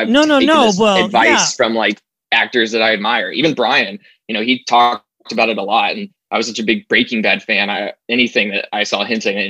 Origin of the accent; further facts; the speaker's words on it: Arkansas, United States; moved away as an adult; now in Los Angeles, United States; I moved out to LA with the sole focus being just acting. And then, you know, I moved out here from Arkansas, and as you can imagine, people weren't exactly knocking on my door with opportunities.